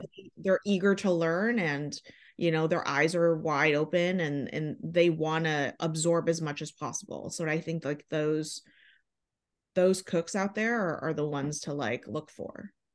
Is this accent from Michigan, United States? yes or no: yes; Michigan, United States; moved away as an adult; also born or lived in La Jolla, California; now in Los Angeles, United States; I'm from Michigan